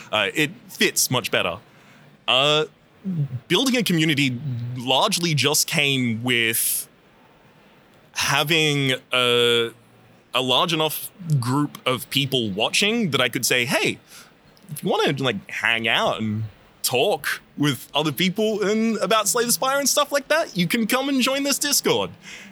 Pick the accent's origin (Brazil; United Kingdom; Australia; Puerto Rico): Australia; accent: Australian; You can hear in a lot of the earlier episodes, my Australian accent is much more present